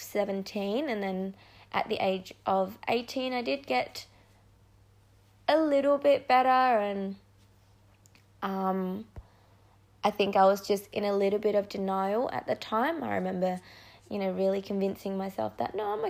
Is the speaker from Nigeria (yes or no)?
no; Perth, Western Australia, Australia; also born or lived in Indonesia; I'm from Perth, Western Australia. I was born in Indonesia, but I've been in Australia for the last 2008